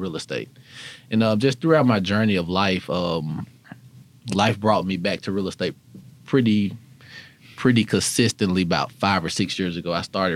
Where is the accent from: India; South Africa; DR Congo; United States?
United States; Memphis, Tennessee; good old native Memphian, born and raised in South Memphis